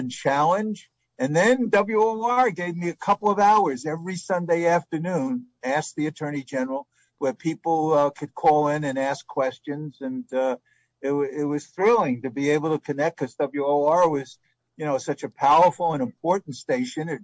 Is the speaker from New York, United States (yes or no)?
yes; New York City, New York, United States; I was a kid growing up in the Bronx